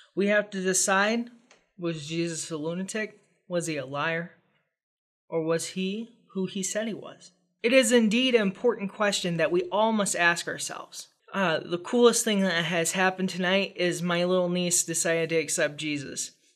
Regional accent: United States; as a American reader of the gospel

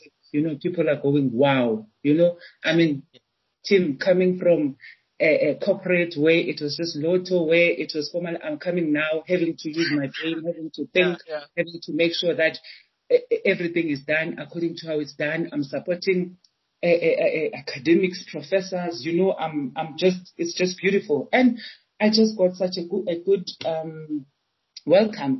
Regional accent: Johannesburg, Gauteng, South Africa; also born or lived in Chiawelo, Soweto; I was born in Orlando, so Orlando, Eastern Soweto

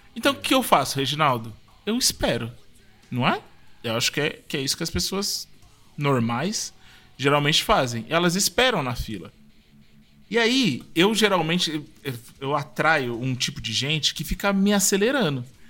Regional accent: São Paulo, Brazil; eu fui criado no, na época que em Pinheiros, é, a gente aqui de São Paulo

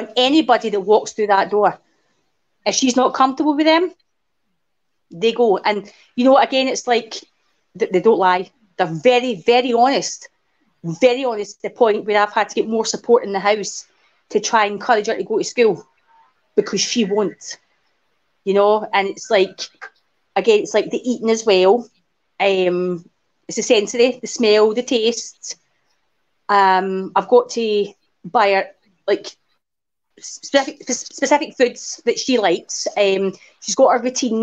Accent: Renfrew, Scotland, United Kingdom; also born or lived in Paisley, Renfrewshire / Fife; now in Glasgow, United Kingdom; I was born in Paisley, Renfrewshire. And I grew up in Renfrew

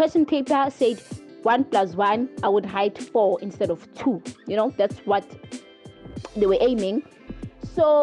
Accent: KwaZulu-Natal, South Africa; I am from KZN, KwaZulu-Natal

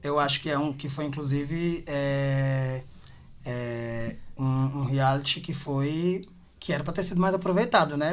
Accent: Quixadá, Ceará, Brazil; now in Fortaleza, Brazil; eu sou de Quixadá, né? Moro aqui faz, esse mês, é, fizeram nove anos.

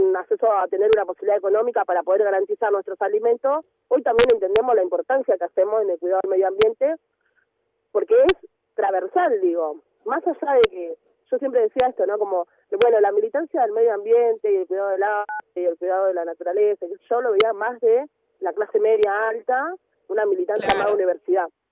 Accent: Villa Fiorito, Buenos Aires Province, Argentina; yo nací y vivo en Villa Fiorito, em, que es un partido de Loma de Zamora

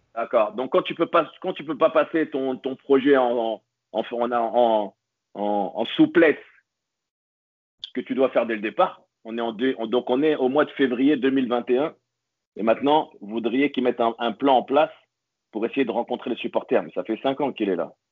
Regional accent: Paris, Île-de-France, France; moved away; also born or lived in near Marseille; suis né à Paris, j'ai la famille à Paris, j'ai grandi à Paris

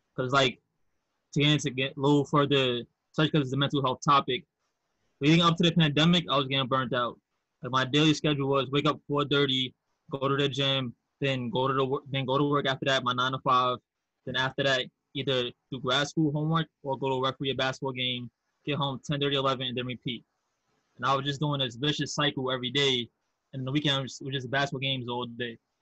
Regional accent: New York City, New York, United States; also born or lived in Manhasset, Long Island; I grew up in House Queens, but I went to high school in Manhasset, Long Island

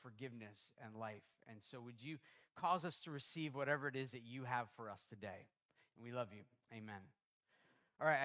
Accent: Canada; also born or lived in United States; I'm American and Canadian

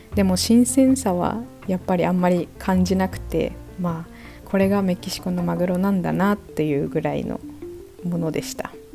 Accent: Japan; now in Mexico

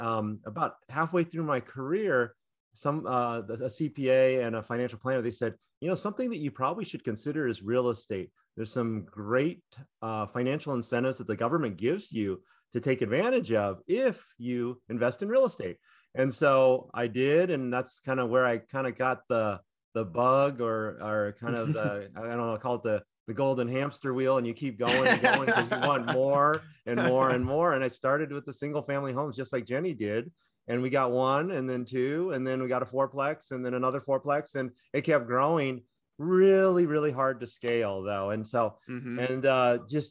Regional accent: Orange County, California, United States; growing up in California, Orange County, California

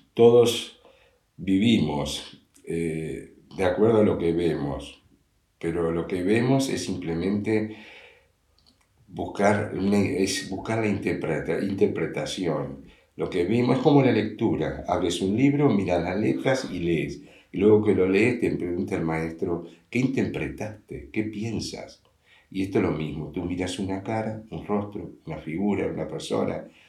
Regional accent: Montevideo, Uruguay; yo nací, me crié en un colegio en el Instituto Crandon de Uruguay, Montevideo, Uruguay

